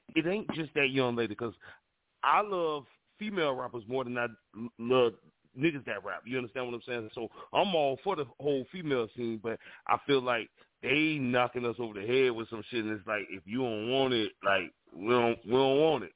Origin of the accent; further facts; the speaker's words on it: Florida, United States; I'm from Florida